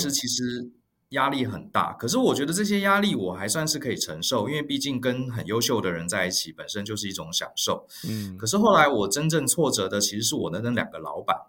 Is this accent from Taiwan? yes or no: yes; Taiwan; also born or lived in New York, United States; 像我们台湾人嘛，就是比较呃温和。